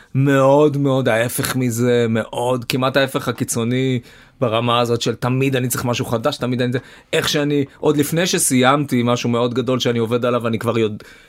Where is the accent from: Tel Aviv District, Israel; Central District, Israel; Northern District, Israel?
Tel Aviv District, Israel; Herzliya; moved away as an adult; אני גדלתי בהרצליה